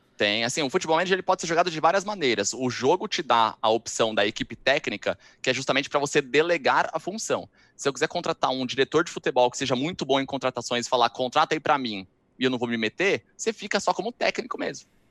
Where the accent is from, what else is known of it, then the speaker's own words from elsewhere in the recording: Brazil; sou do Brasil